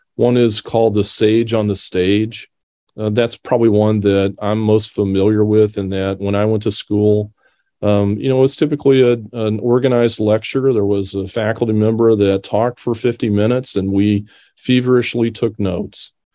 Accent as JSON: {"language": "English", "town": "Decatur", "region": "Illinois", "country": "United States", "tie": "born or raised there", "moved": "as an adult", "said": "I grew up here in Decatur. Uh, this is my hometown"}